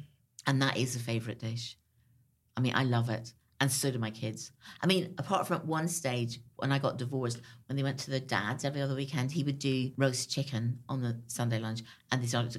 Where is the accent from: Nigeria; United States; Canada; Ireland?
Ireland; And actually, growing up in Ireland, so did I. Because my great thing then was to kind of like, we could buy pomegranates at Christmas.